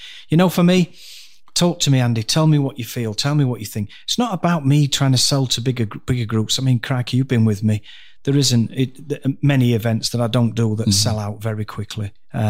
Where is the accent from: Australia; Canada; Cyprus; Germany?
Cyprus; Dhekelia; born there; I went to Cyprus, where I was born. I was born in Decalia, BMH Decalia.